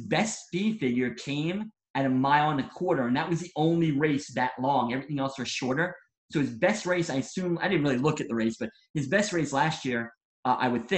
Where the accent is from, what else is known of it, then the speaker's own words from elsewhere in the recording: New York, United States; I'm from New York